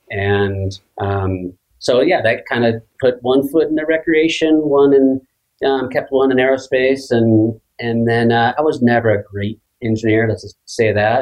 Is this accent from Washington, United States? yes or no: yes; Seattle, Washington, United States; I grew up loving skiing in Seattle